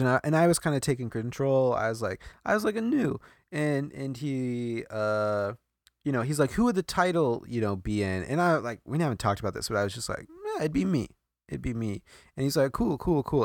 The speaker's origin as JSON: {"language": "English", "region": "Midwest", "country": "United States", "tie": "born or raised there", "also_born_or_lived": "Iowa", "moved": "yes", "said": "I grew up in the Midwest"}